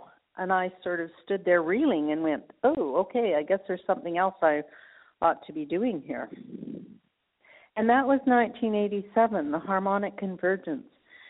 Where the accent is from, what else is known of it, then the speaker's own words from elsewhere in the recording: Canada; moved away as an adult; also born or lived in India; now in France; I'll always be a Canadian. I'm still a Canadian citizen.